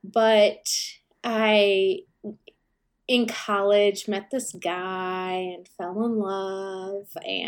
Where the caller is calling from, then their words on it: Indianapolis, Indiana, United States; I am in Indianapolis, Indiana, in the U.S., and it is a balmy 13 degrees in the middle of the winter here.